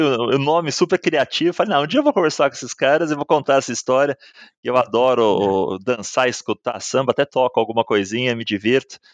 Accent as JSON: {"language": "Portuguese", "town": "Santos", "region": "São Paulo", "country": "Brazil", "tie": "born or raised there", "also_born_or_lived": "Chile / Mexico", "moved": "as an adult", "said": "morei, nasci em Santos, numa família"}